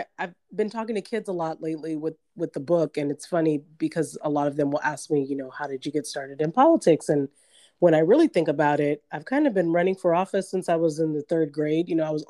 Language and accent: English; Orange County, California, United States; also born or lived in New Orleans; And I had just never seen that growing up in Orange County.